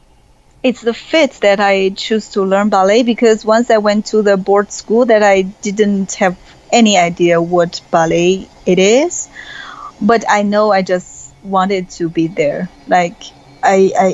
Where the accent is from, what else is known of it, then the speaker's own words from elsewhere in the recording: China; moved away as an adult; I came out from China.